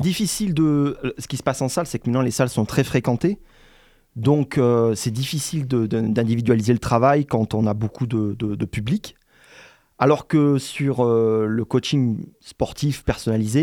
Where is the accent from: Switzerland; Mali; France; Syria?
France; Montélimar, Auvergne-Rhône-Alpes; moved away as an adult; now in Montpellier, France; je viens de Montélimar